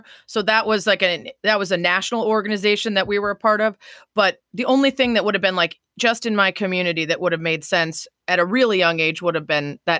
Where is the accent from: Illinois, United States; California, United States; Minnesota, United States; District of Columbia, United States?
Illinois, United States; suburb of Chicago; the suburb of Chicago people just say Chicago. That's where I'm from.